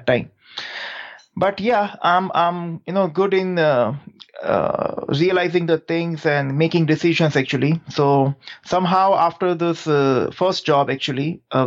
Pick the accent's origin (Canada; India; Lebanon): India; Gujarat; English is a second language; I'm actually a typical Gujarati guy who born and brought up in Gujarat only